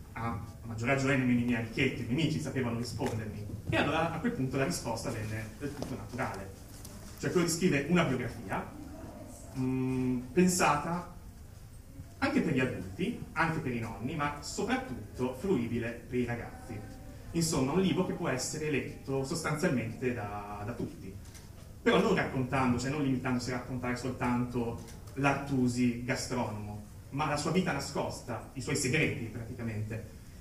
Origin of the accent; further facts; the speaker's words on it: Cesenatico, Emilia-Romagna, Italy; io vengo innanzitutto dall'Emilia Romagna, più precisamente dalla Romagna, più precisamente ancora da Cesenatico